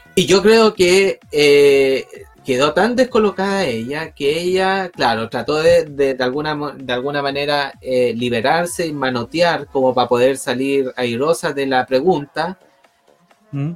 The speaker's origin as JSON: {"language": "Spanish", "country": "Chile", "said": "yo como ciudadano chileno"}